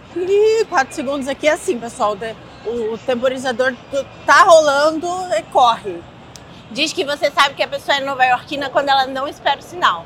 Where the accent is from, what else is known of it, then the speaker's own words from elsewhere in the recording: Rio de Janeiro, Brazil; moved away as an adult; now in New York, United States; eu sou carioca, então eu sempre fui de cidade turística